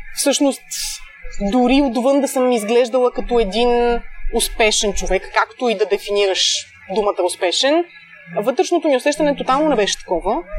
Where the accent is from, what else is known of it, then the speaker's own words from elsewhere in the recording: Pleven, Pleven Province, Bulgaria; also born or lived in Blagoevgrad; now in Sofia, Bulgaria; аз съм от Плевен, учила съм в Благоевград